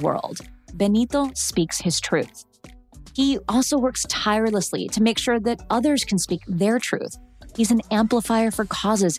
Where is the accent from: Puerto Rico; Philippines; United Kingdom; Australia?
Puerto Rico; I'm from Puerto Rico and my family's from there